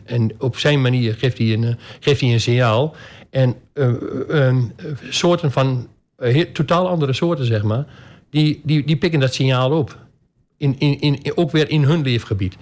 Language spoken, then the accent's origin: Dutch; Albergen, Overijssel, Netherlands; also born or lived in Almelo / Wierden; Ik ben eh, geboren in Albergen. Eh, mijn vader die had naast zijn beroep een, een boerderij